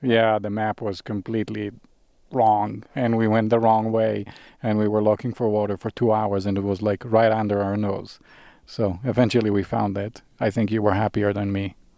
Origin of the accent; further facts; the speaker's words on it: Israel; moved away; also born or lived in Sinai; I grew up in Israel. I, I was actually born, I was born in Sinai, which is the southern tip of the Negev Desert in Israel